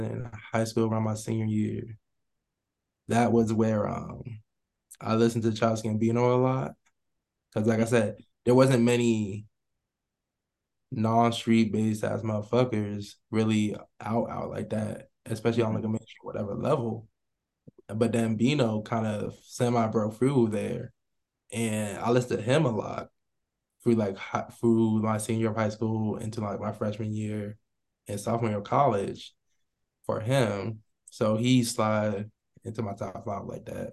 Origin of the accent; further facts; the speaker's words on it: Central New Jersey, United States; me growing up in Jersey, I listened to Jersey Club